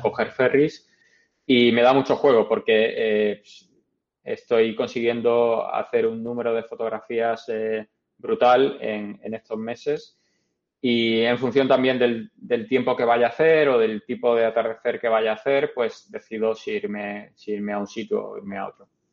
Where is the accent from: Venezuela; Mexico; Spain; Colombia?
Spain; Málaga, Andalusia; moved away as an adult; also born or lived in Madrid / Canada; now in New York, United States; antes en Canadá y antes en Málaga, de donde soy.